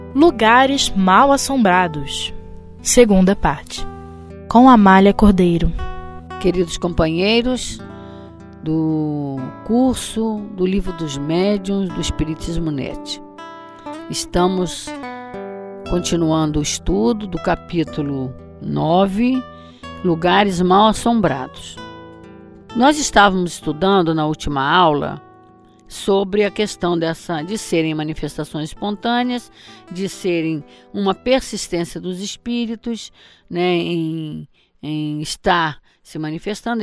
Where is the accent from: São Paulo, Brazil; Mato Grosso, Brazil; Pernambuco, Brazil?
Mato Grosso, Brazil; Eu me lembro quando eu era criança, lá em Mato Grosso, não era em Barbacena, não, lá em Mato Grosso, eh, na casa dos meus pais